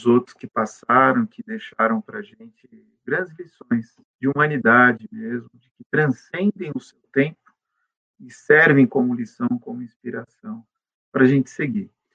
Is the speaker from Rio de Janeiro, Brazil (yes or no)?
no; São Paulo, Brazil; nasci aqui em São Paulo, aqui fiquei em São Paulo